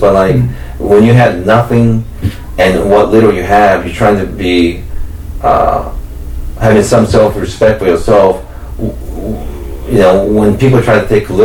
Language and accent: English; United States; growing up in America, like, I always feel like, I don't know, I never really feel like, where the fuck do I really belong